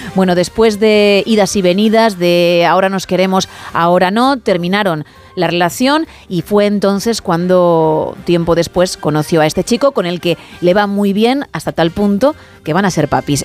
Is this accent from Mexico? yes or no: no; Spain; soy española